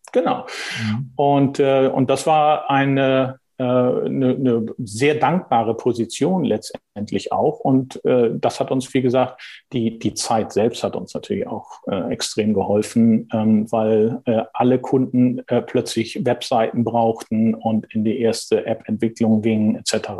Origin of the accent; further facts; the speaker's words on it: Heide, Schleswig-Holstein, Germany; also born or lived in Kiel; bin in Schleswig-Holstein groß geworden, also nochmal deutlich nördlicher, deutlich nördlicher als Hamburg. Äh, äh, geboren in Kiel und aufgewachsen in Heide